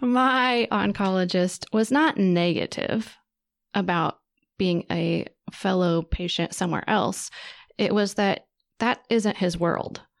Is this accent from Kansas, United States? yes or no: yes; Wichita, Kansas, United States; I grew up in Wichita